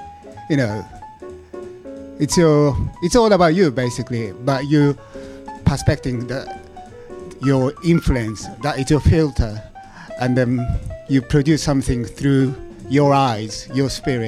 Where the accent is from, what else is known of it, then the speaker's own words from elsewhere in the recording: Tokyo, Japan; now in London, United Kingdom; I'm Japanese. I'm from Tokyo.